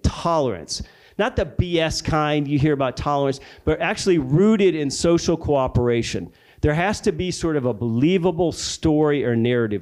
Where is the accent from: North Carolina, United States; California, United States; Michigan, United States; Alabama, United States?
Alabama, United States; my home state of Alabama